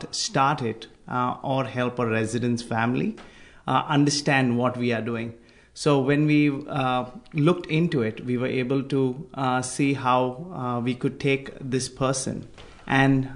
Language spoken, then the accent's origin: English; India; moved away as an adult; now in Australia; I'm from India